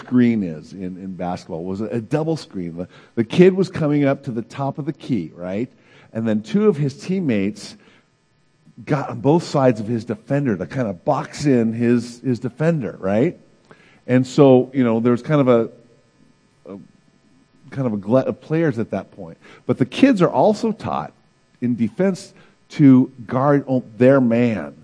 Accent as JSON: {"language": "English", "country": "United States", "said": "as American Christians, we enjoy a lot of privileges"}